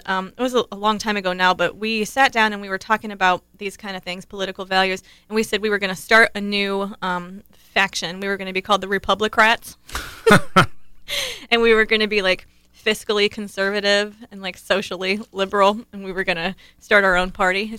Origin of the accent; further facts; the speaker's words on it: Ohio, United States; I grew up in Ohio.